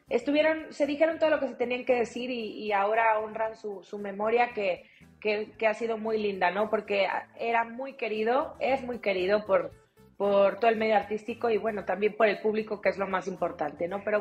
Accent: Mexico

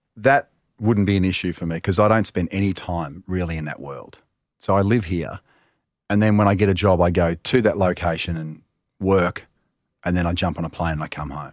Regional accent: Melbourne, Victoria, Australia; I'm from Melbourne

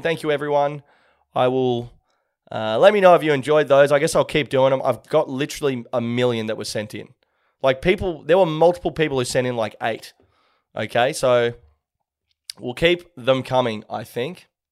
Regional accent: Sydney, New South Wales, Australia; I'm just from Sydney

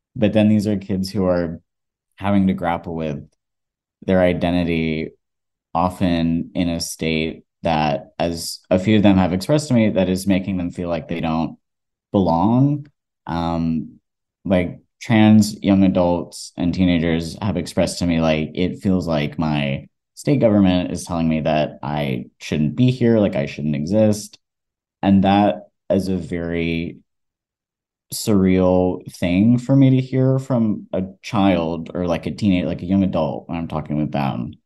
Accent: Georgia, United States; I, I was, grew up in Georgia and also growing up in the South as a trans person

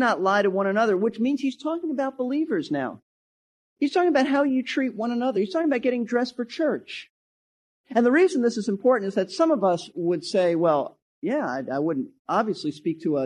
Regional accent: New York City, New York, United States; I was raised in Brooklyn, New York

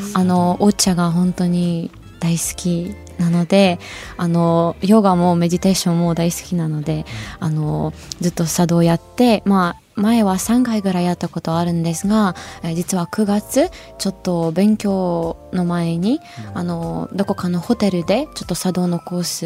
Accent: Ukraine; Japanese is a second language; moved away as an adult; now in Tokyo, Japan

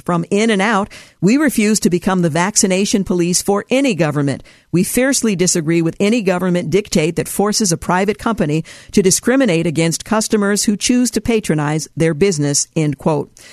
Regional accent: United States; as an American citizen

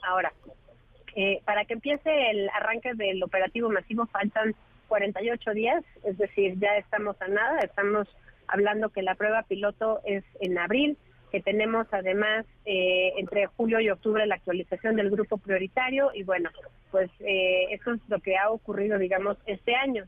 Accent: Mexico

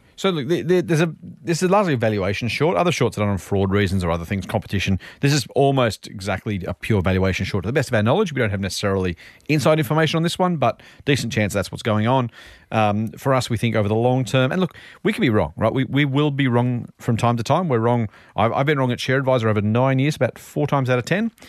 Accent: Australia; I'm Australian and we live here

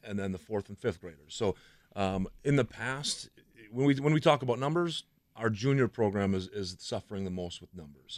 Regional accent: Franklin, United States; I grew up in Franklin

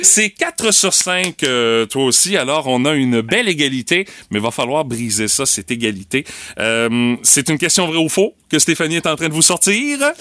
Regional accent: Rimouski, Quebec, Canada; j'ai grandi à Pointe-au-Père.

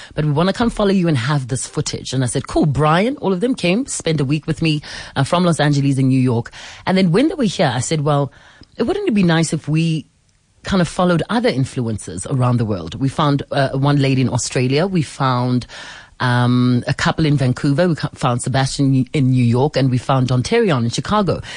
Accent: South Africa; I'm South African

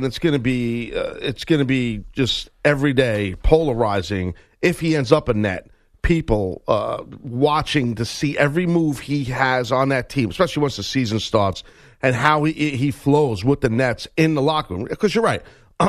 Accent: New York, United States; we're both from New York. We're not exactly, big fans of Boston sports individually

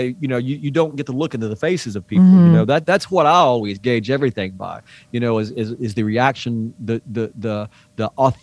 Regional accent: East Tennessee, United States; we grew up in the same area of East Tennessee

